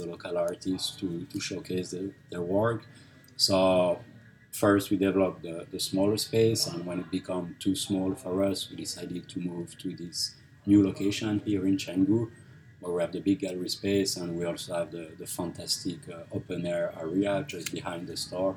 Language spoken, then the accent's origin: English; Switzerland; moved away as an adult; now in Bali, Indonesia; originally I'm coming from Switzerland